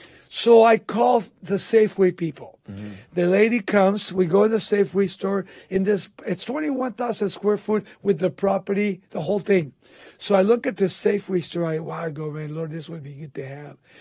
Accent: Baldwin Park, California, United States; My old high school, Baldwin Park High School

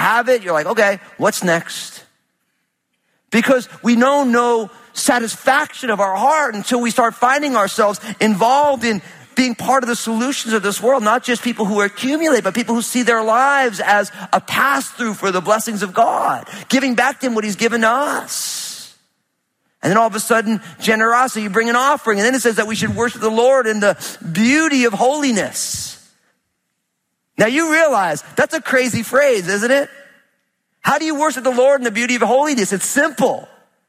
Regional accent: New Jersey, United States; I'm from Jersey

